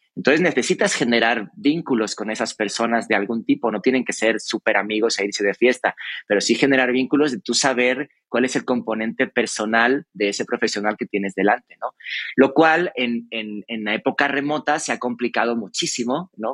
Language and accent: Spanish; Cáceres, Extremadura, Spain; yo que soy de Cáceres, de Extremadura